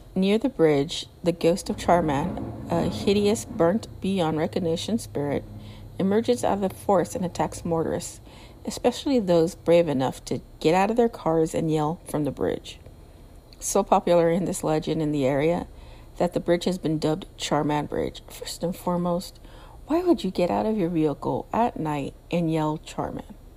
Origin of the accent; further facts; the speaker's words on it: Southern California, United States; I'm from California. I'm from Southern California. I'm not from Northern California